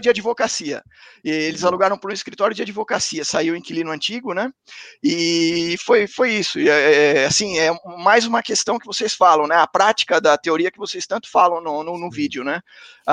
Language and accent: Portuguese; Santo André, São Paulo, Brazil; Eu sou de Santo André, ABC